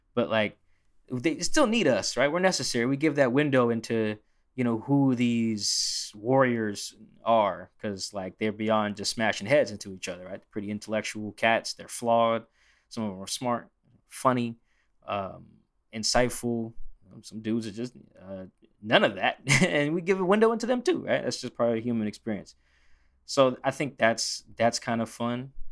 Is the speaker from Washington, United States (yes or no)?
yes; Seattle, Washington, United States; I'm from Seattle